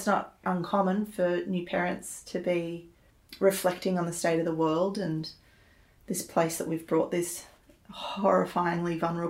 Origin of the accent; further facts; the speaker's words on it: Sydney, New South Wales, Australia; I'm originally from Sydney.